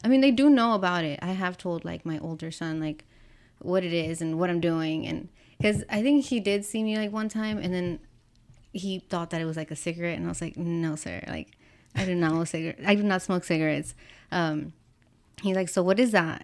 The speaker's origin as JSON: {"language": "English", "town": "Pasadena", "region": "Texas", "country": "United States", "tie": "born or raised there", "said": "I grew up in Pasadena"}